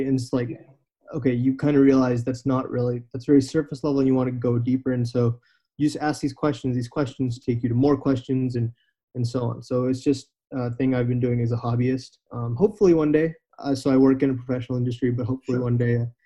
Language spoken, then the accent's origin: English; United States; I am an American, born and brought up here. My parents moved from India